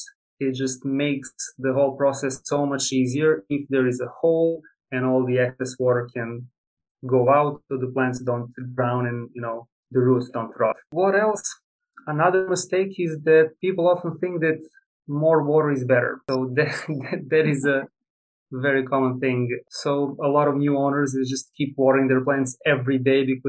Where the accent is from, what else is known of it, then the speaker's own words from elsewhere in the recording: Serbia; moved away as an adult; now in United States; I'm originally from Serbia, Eastern Europe